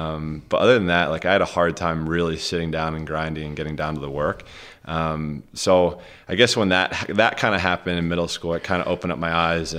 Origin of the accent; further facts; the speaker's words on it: Rogers Forge, Maryland, United States; We grew up in Rogers Forge, Maryland.